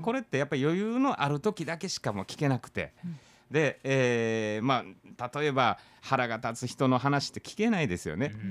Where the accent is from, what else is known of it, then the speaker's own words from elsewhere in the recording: Kansai, Japan; now in Okinawa, Japan; 僕ら関西人